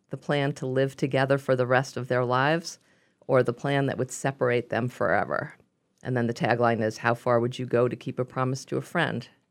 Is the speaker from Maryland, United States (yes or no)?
no; New York, United States; accent: Brooklyn; also born or lived in Provincetown; now in Northampton, United States; my Brooklyn accent